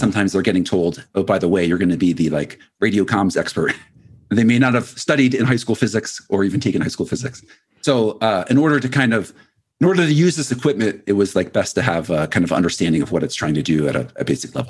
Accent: Philadelphia, Pennsylvania, United States; moved away as an adult; also born or lived in Annapolis, Maryland; now in Colorado, United States; I grew up, uh, around Philadelphia

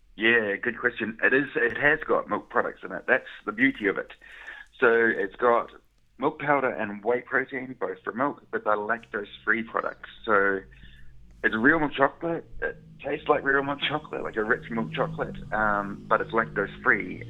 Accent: New Zealand; moved away as an adult; now in Glasgow, United Kingdom; I'm from New Zealand

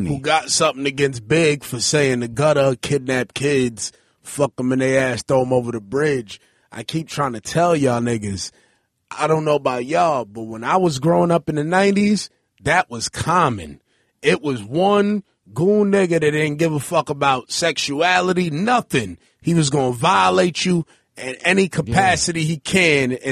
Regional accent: New York, United States; I'm from Alabama Avenue between New Lots and Hegeman. Um, it was nothing but lots on my block and about eight houses.

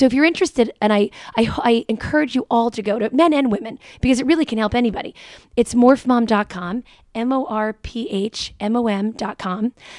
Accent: Jersey City, New Jersey, United States; as well as in my hometown, Jersey City, Hudson mm-hmm. County

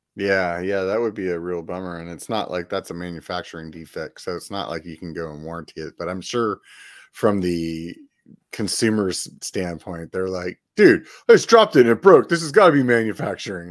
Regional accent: Pennsylvania, United States; now in California, United States; from Pennsylvania originally

